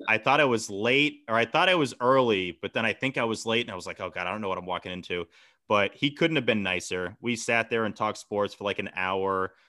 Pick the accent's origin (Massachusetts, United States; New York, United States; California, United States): Massachusetts, United States; Hingham; my hometown, Hingham